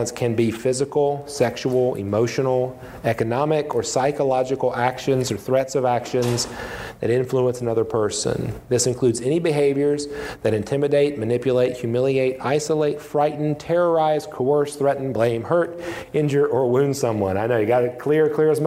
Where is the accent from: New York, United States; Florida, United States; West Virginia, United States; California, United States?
West Virginia, United States; I'm a pastor in a small church, a small town in my home state of West Virginia